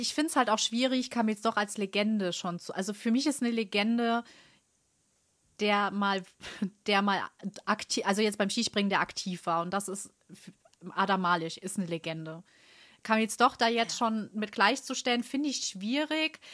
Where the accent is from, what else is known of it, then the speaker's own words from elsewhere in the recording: Germany; ich als Deutsche